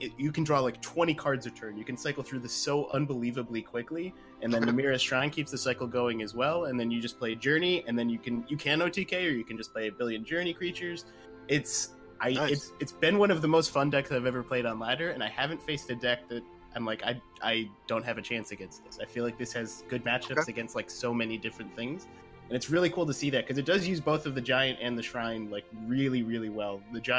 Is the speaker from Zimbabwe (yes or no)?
no; Ireland; I don't have an excuse. I'm just Irish.